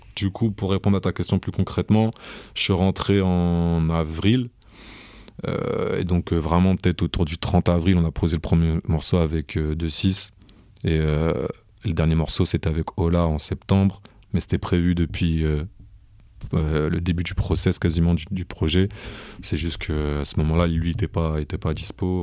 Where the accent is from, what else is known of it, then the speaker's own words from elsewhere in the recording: Rouen, Normandy, France; je suis né, j'ai grandi à Rouen